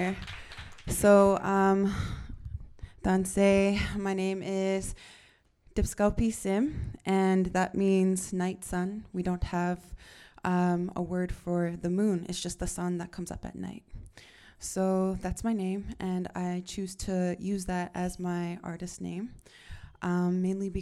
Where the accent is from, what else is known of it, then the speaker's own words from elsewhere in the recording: Northern Alberta, Canada; moved away; I'm not actually from BC. I'm from Northern Alberta, which is just a province away.